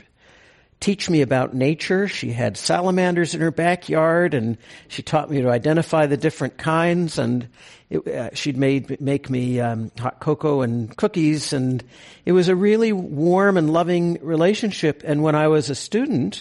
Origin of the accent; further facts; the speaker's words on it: Moraga, California, United States; I grew up across in the East Bay in Moraga, when it was not a suburb